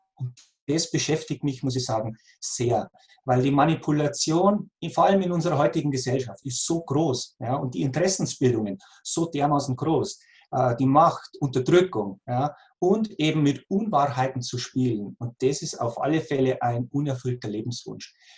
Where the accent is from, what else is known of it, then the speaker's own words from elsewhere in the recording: near Passau, Lower Bavaria, Germany; now in Austria; ich bin in Niederbayern geboren, in der Nähe von Passau, wie man vielleicht auch mhm. aus meinem Dialekt erkennt.